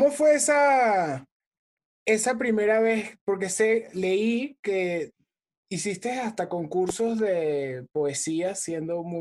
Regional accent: Venezuela; te sientes en confianza porque somos venezolanos.

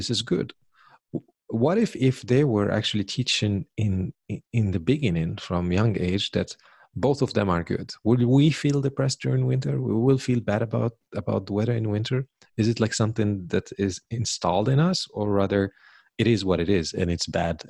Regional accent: Morocco; also born or lived in Sweden; now in Munich, Germany; I know how to ski and snowboard from Morocco, actually, because they think, okay, Morocco has only dunes and camels, but we actually have snow.

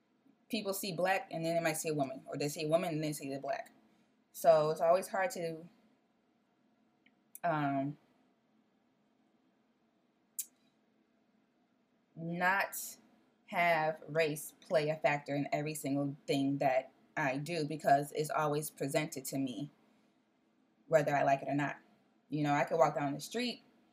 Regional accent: Chicago, Illinois, United States; also born or lived in Decatur, Illinois; I'm from Chicago

